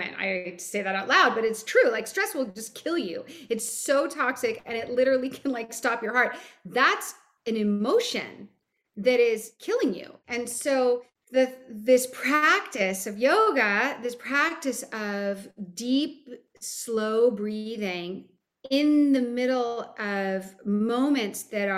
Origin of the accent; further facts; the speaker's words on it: Hawaii, United States; I grew up in Hawaii